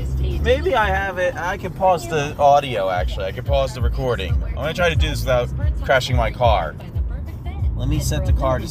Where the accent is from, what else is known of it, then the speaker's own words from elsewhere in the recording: Pennsylvania, United States; moved away; I love driving through Pennsylvania. I love the way the farms are organized and they're so nice and neat. That's my home state originally.